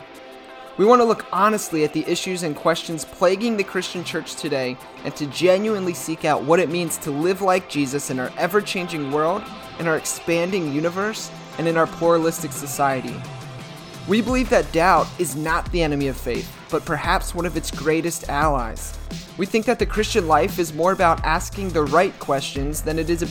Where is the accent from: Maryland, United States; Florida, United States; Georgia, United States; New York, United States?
Maryland, United States; I'm from Maryland. I live in Baltimore